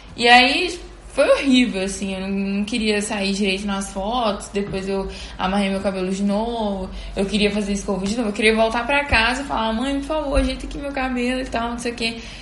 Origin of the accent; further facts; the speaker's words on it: Teresina, Piauí, Brazil; now in Belo Horizonte, Brazil; eu tinha ido pra minha cidade, né, que eu sou de Teresina, mas tô morando em BH